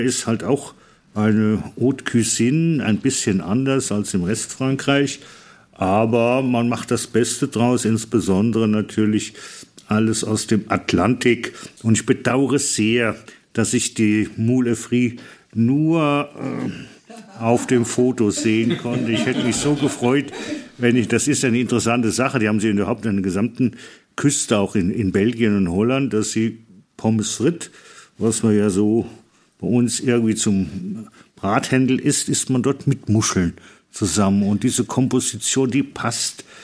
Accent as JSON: {"language": "German", "town": "Aue", "region": "Saxony", "country": "Germany", "said": "für uns als Auer"}